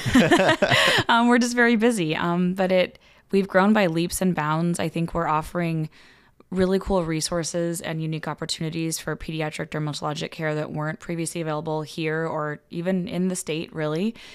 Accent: West Coast, United States; moved away as an adult; also born or lived in Los Angeles / Arizona / Cincinnati; now in Omaha, United States; I grew up on the West Coast um, pretty much entirely

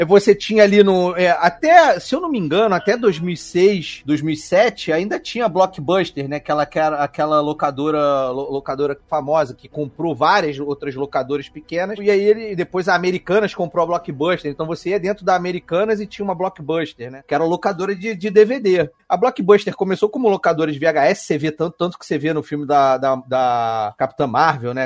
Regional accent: Petrópolis, Rio de Janeiro, Brazil; now in Rio de Janeiro, Brazil; eu sou de Petrópolis, né? Nasci lá, nasci em Petrópolis, morei lá muito tempo antes de mudar pro Rio

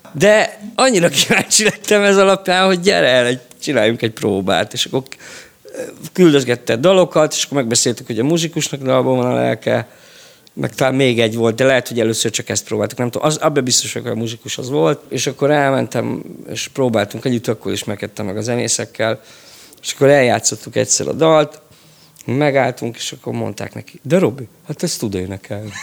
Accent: Budapest, Hungary; én Csepeli vagyok, ott, ö, működött a Vidám Park zenekar

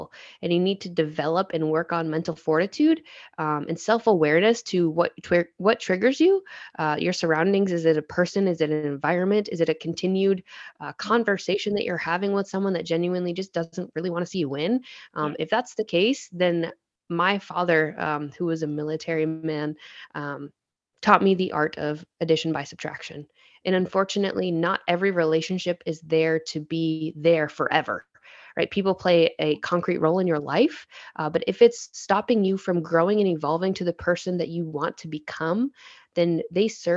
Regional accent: Vermont, United States; I grew up in Vermont

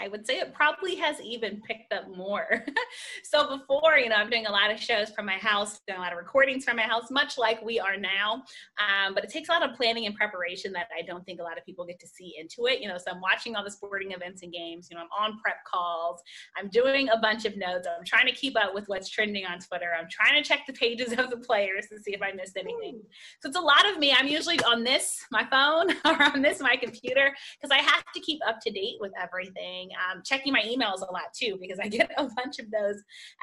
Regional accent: Germantown, Maryland, United States; I am born and bred. So I grew up in the Germantown, Clarksburg area. So I proudly rep Montgomery County.

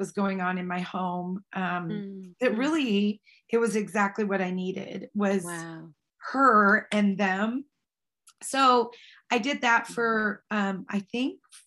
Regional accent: Snohomish, Washington, United States; I was raised in Snohomish, Washington

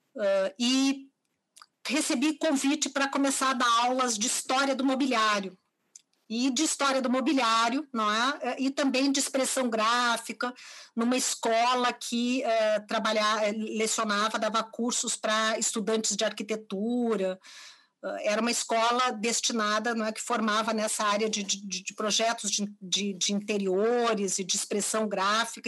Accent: Porto Alegre, Rio Grande do Sul, Brazil; nasci, vivo e trabalho em Porto Alegre, a partir de Porto Alegre, Rio Grande do Sul, onde construí minha trajetória

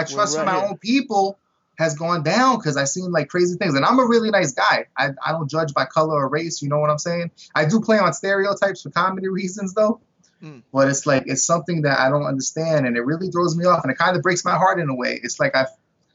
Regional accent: New York City, New York, United States; Growing up in Brooklyn, New York, I grew up in Starrett City.

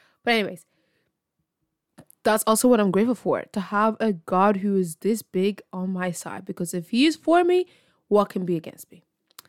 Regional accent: Ireland; I'm from Ireland, and this is my podcast.

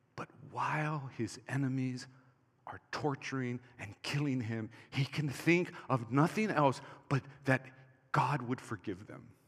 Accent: Hawaii, United States; when I grew up in Hawaii

